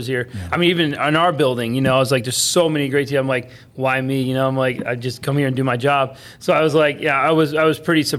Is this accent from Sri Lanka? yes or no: no; Palm Coast, Florida, United States; also born or lived in Cleveland, Ohio; I grew up in Palm Coast